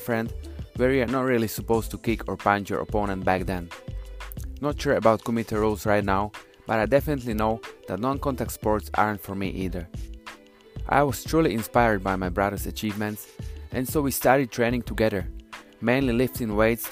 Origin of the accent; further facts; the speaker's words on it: Slovakia; also born or lived in United Kingdom; now in Toronto, Canada; Originally from Central Europe, country called Slovakia, former Czechoslovakia.